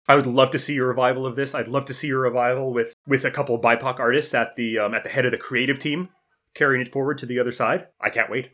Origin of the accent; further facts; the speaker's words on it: Canada; as a Canadian